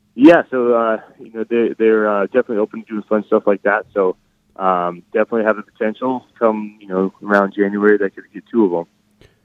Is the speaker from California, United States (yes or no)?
no; Reno, Nevada, United States; moved away as an adult; also born or lived in Arizona; I, I grew up in Reno, Nevada